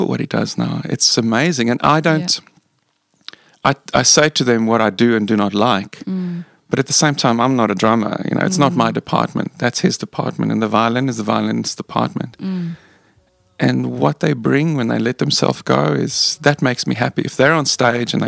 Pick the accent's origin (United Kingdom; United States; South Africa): South Africa; moved away as an adult; now in Australia; I am South African, first and foremost